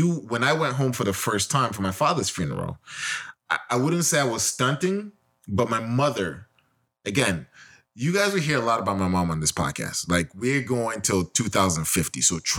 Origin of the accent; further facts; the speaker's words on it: United States; also born or lived in Nigeria; I come from America.